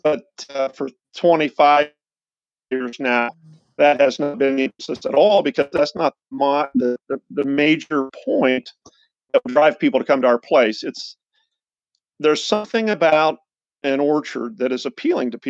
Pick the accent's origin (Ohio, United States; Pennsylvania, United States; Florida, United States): Ohio, United States; Central; Lynd Fruit Farm has been in Central Ohio for just over 100 years.